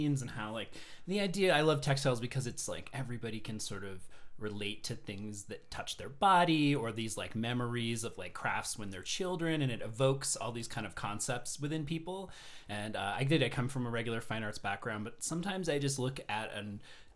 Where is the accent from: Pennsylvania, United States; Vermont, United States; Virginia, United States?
Vermont, United States; also born or lived in California; now in Colorado, United States; I grew up in Vermont